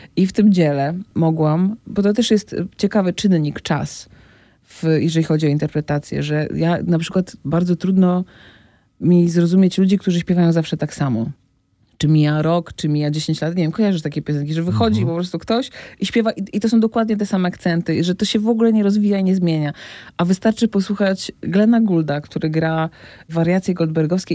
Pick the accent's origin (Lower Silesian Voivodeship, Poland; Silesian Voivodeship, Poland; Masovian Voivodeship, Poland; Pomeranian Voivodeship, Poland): Pomeranian Voivodeship, Poland; Gdynia; moved away as an adult; also born or lived in Rumia; now in Warsaw, Poland; pochodzę z Gdyni, bo tam się urodziłam, tam skończyłam liceum